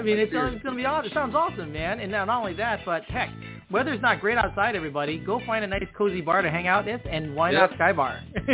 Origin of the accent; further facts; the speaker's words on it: Chicago, Illinois, United States; moved away; I'm from Chicago, so I've seen snow.